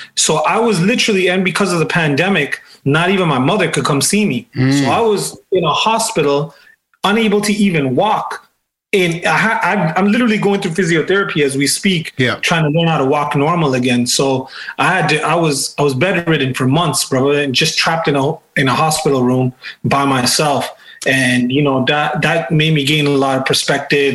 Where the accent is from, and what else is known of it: Toronto, Ontario, Canada; born or raised there